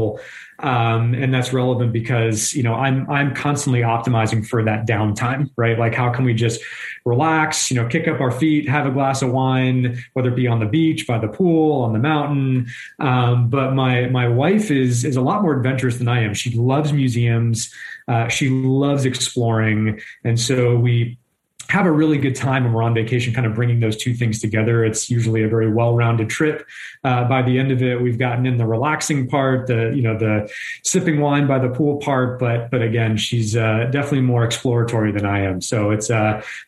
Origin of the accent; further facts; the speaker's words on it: Southern Maine, United States; moved away as an adult; now in California, United States; I was born and raised in New England, in the beautiful state of Maine. I spent the first 22 years of my life in Southern